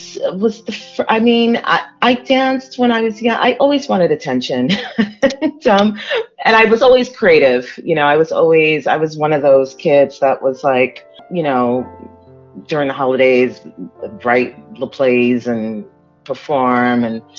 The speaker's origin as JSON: {"language": "English", "town": "Miami", "region": "Florida", "country": "United States", "tie": "born or raised there", "also_born_or_lived": "Democratic Republic of the Congo", "said": "I grew up in Miami, but I was born in Africa. It was Zaire at the time. It's the Democratic Republic of Congo."}